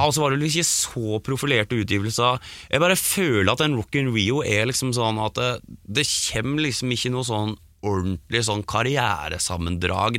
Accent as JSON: {"language": "Norwegian", "town": "Geilo", "region": "Buskerud", "country": "Norway", "tie": "born or raised there"}